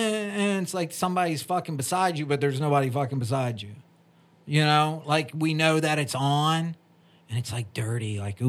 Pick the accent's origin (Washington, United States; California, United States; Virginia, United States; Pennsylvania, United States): Virginia, United States; Kingsville; accent: Southern; I grew up in Kingsville, Virginia